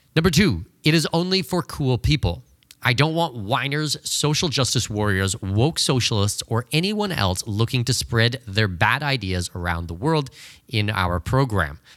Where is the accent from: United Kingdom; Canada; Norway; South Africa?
Canada; moved away; Canada, which was just unbelievably worrying, my home country